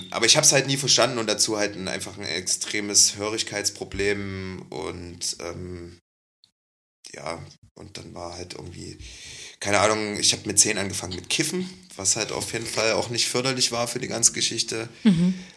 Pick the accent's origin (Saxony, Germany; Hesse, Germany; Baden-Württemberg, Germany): Saxony, Germany; Leipzig; ich komme aus Leipzig